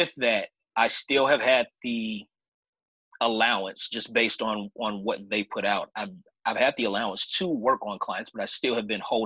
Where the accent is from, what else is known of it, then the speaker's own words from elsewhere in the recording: Chicago, Illinois, United States; now in Vancouver, Washington, United States; I'm originally from Chicago, been out here in the Northwest for about half my life at this point, a little over half my life, actually